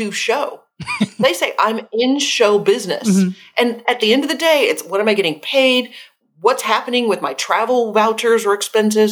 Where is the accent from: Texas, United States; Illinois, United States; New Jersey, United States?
Texas, United States; Austin; I grew up in Austin, Texas